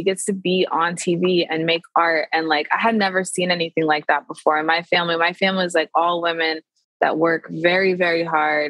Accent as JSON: {"language": "English", "town": "Tacoma", "region": "Washington", "country": "United States", "tie": "born or raised there", "moved": "as an adult", "lives_now": "Seattle, United States", "said": "I am from Tacoma, Washington, which is like 45 minutes south of Seattle. And then in the last few years, I've moved to Seattle"}